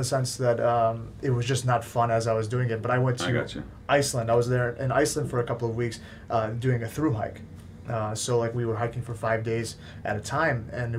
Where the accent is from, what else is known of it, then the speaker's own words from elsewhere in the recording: West Bloomfield, Michigan, United States; I grew up in West Bloomfield, Timber's Edge.